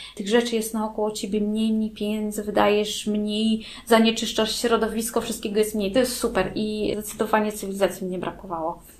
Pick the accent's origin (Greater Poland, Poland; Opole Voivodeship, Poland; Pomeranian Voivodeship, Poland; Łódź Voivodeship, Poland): Pomeranian Voivodeship, Poland; Gdańsk; now in Wejherowo, Poland; Ja mieszkam, jestem z Gdańska, mieszkam w Gdańsku całe życie